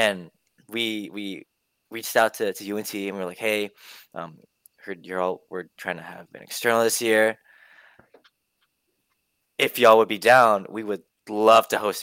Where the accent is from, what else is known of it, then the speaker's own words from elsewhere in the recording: Houston, Texas, United States; I'm from Houston.